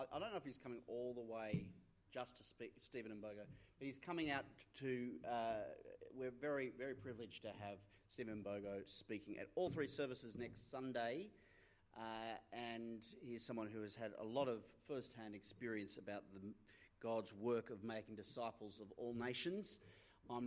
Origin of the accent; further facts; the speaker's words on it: Australia; There's this quirk in Australian history, because of the fact we were founded by an English colony. We're an English colony